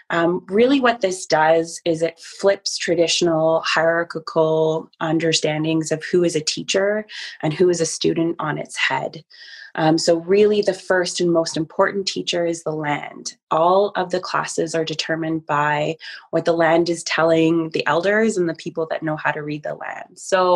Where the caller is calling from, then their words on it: Yellowknife, Northwest Territories, Canada; I'm calling in from Chief Dry Geese Territory, which is Treaty 8 territory in Yellowknife, the Northwest Territory, so high up in Canada, north of 60.